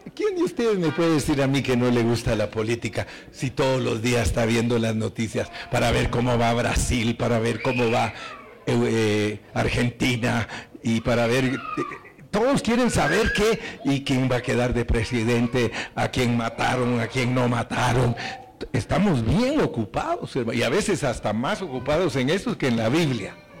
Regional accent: Guatemala; Yo vengo de Guatemala

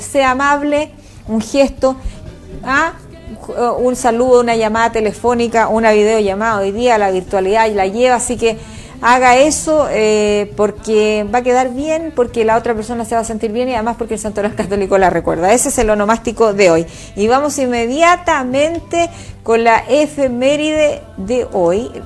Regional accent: Chile; somos los chilenos

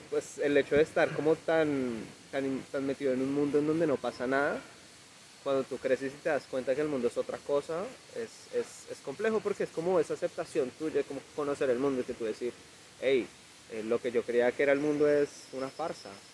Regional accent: Ibagué, Tolima, Colombia; Yo soy de aquí, yo soy de Ibagué. Ibagué siempre ha sido mi tierra

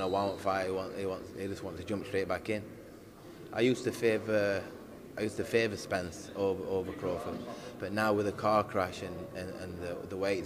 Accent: United Kingdom; I'm a Brit as well

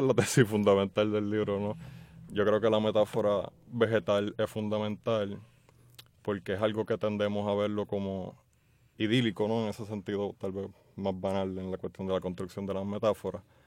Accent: San Juan, Puerto Rico; also born or lived in Jayuya; Yo nací en Santurce y me he criado acá en el área metropolitana

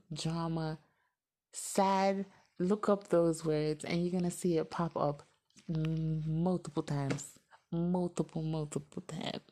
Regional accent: Miami, Florida, United States; moved away; I'm from Miami

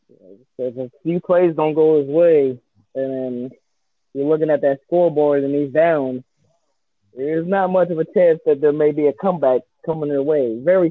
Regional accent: Cleveland, Ohio, United States; Oh, hell no. I'm from Cleveland, y'all.

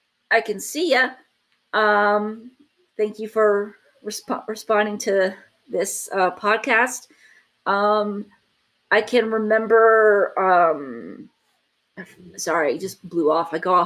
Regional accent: Texas, United States; So the one thing you need to take about Texas people is we are the ones that will say, yeah, I'm from Texas and I'm proud of it.

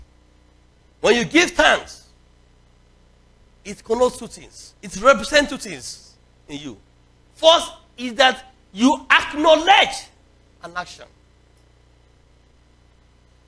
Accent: Nigeria; when I was young, you know, growing up in Nigeria, in the 70s and early 80s

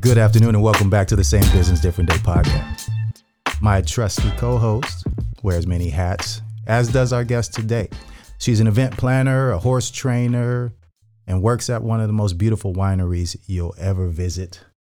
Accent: Northern California, United States; I was raised in Northern California

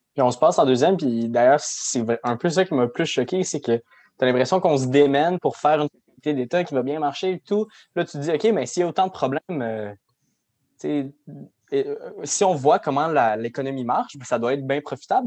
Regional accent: Quebec, Canada; c'est nous les Québécois.

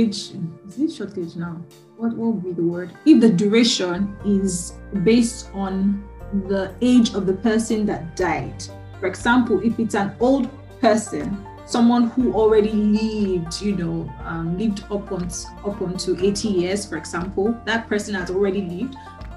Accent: Nigeria; moved away; I'm from Nigeria.

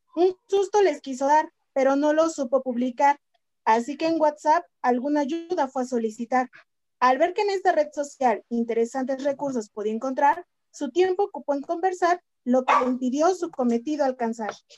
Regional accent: Mexico; como buenos mexicanos

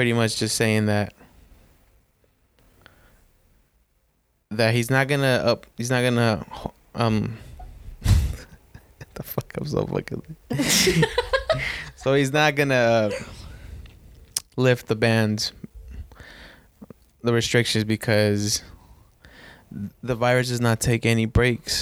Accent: Sacramento, California, United States; accent: Mexican; I grew up on 47th

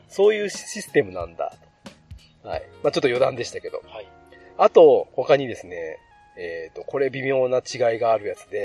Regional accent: Yamaguchi, Japan; 地元山口は、お通しって言われたんです。

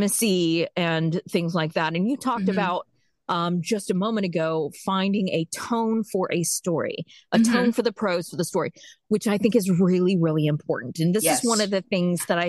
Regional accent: South Florida, United States; moved away; I have lived all over the place, but I grew up in South Florida

